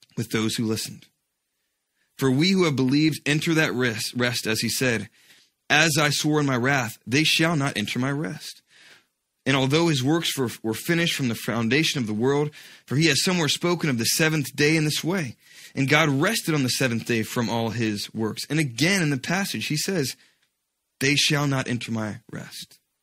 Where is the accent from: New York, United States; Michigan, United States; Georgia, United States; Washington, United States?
Georgia, United States; When I was a kid, uh, growing up in Georgia